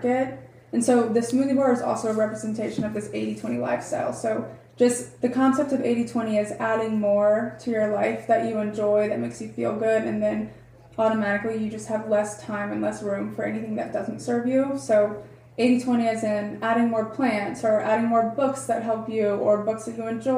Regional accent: Atlanta, Georgia, United States; moved away as an adult; also born or lived in South Carolina; now in Charleston, United States; So I'm originally from Atlanta. I grew up in Atlanta

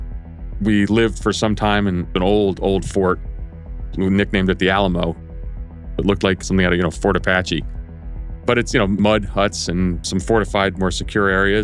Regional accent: Greece; now in United States; I was born in Greece

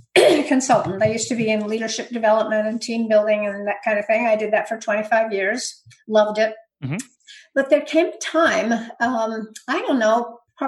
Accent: Berkeley, California, United States; also born or lived in Santa Rosa, California; I grew up in California in the Bay Area. Actually, I grew up in Berkeley

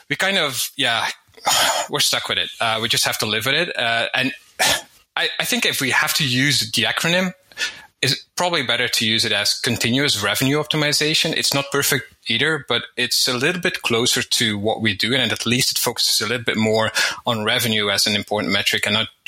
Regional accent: Belgium; now in Spain; I'm from Belgium originally. I live in Spain

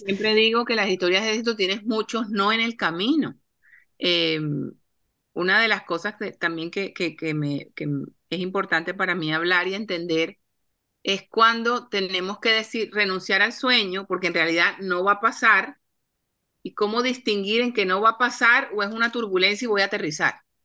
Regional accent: Cartagena, Bolívar, Colombia; cartageneras como yo, colombianas

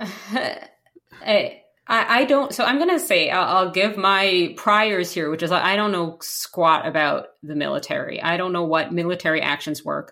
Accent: New York, United States; now in Canada; when I was growing up in New York

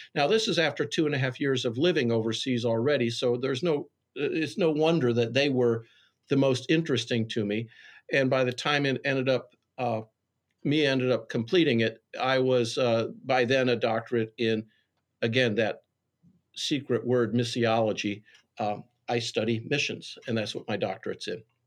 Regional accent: Wheaton, Illinois, United States; a greasy spoon in my hometown, Wheaton, called Smokehouse

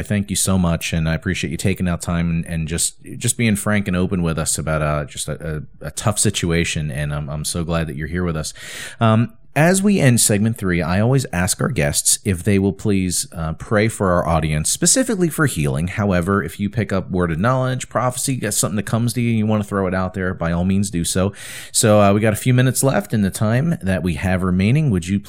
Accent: New Jersey, United States; which I'm from New Jersey.

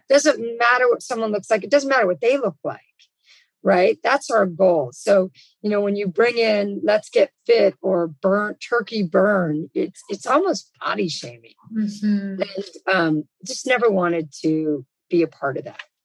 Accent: Los Angeles, California, United States; I'm born and raised in Los Angeles

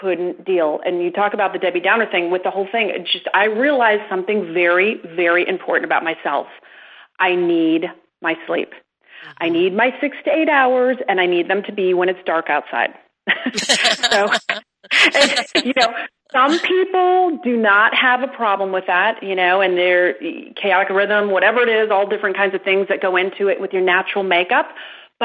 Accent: Midwest, United States; I'm from the Midwest. I was raised with that good work ethic

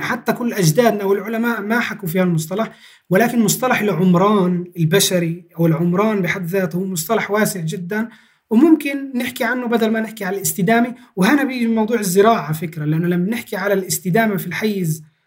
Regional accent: Palestine; أجدادنا كفلسطينيين

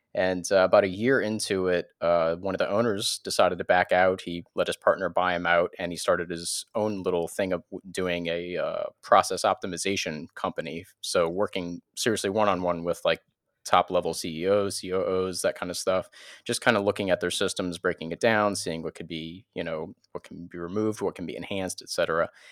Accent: New Orleans, Louisiana, United States; moved away as an adult; now in Florida panhandle, United States; we were teenagers in New Orleans

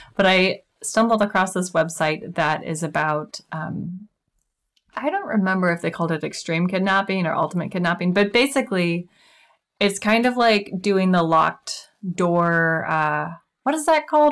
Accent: Kansas City, United States; now in Puget Sound area, United States; I'm originally from Kansas City

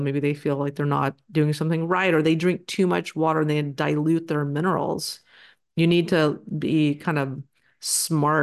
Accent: Texas, United States; I'm from Texas

